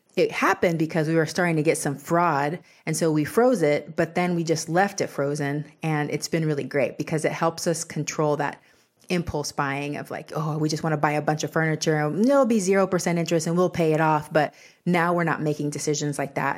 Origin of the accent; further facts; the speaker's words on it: Texas, United States; I grew up in Texas, which is the land of bigger is better.